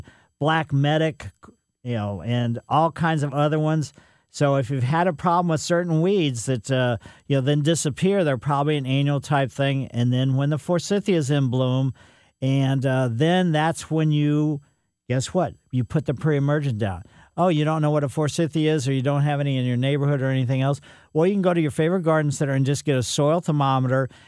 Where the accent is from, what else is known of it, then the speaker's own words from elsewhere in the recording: Ellisville, United States; we growing up in Ellisville, we had a quince that was in the corner of the yard